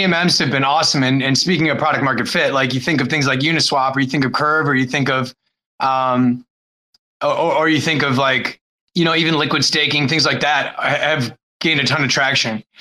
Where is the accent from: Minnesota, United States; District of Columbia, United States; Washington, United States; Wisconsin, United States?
Wisconsin, United States; moved away as an adult; also born or lived in Chicago / Costa Rica; I grew up in Wisconsin